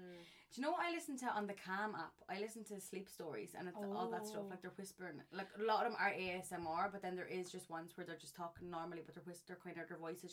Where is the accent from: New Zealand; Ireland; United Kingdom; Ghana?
Ireland; Tullow, County Carlow; we're not from Carlow Town, we're actually from Tullow Town.